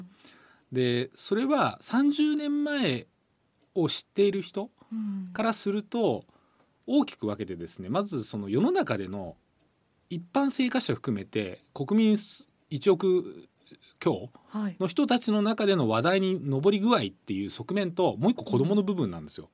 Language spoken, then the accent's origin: Japanese; Hokkaido, Japan; moved away; もともと北海道育ちなんで、はい、あのずっと毎毎年帰ってるんですけど